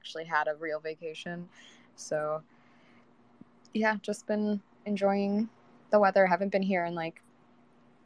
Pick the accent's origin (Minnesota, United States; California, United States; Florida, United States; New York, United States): New York, United States; upstate; moved away; also born or lived in Los Angeles / Arizona; I left my hometown in New York because I felt that I wasn't able to grow creatively